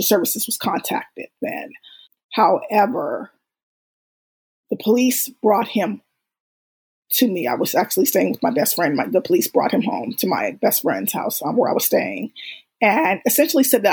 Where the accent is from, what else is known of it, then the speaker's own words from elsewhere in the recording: Bay Area, California, United States; moved away as an adult; We're originally from the Bay Area and we were living in Southern California at the time